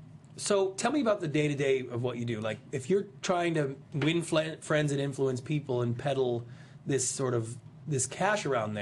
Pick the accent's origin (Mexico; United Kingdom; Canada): Canada; now in United States; I'm a Canadian. I immigrated to this country. I'm in love with America. I always have been since I was 8 years old.